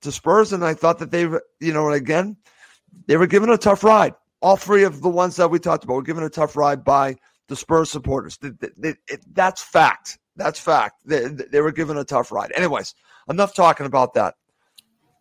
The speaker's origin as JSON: {"language": "English", "town": "Boston", "region": "Massachusetts", "country": "United States", "tie": "born or raised there", "said": "growing up in Boston"}